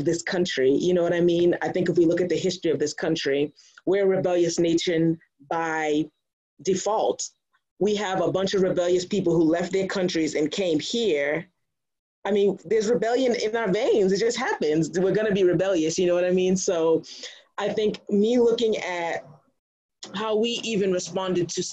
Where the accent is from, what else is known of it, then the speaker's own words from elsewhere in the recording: Brockton, Massachusetts, United States; I grew up in Brockton